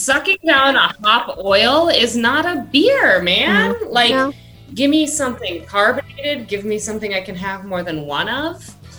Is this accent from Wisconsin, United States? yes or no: yes; Milwaukee, Wisconsin, United States; I will say I'm from Milwaukee and I had folks over for a cookout